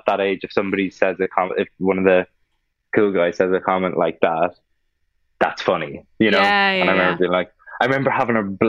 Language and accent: English; Ireland; I love being Irish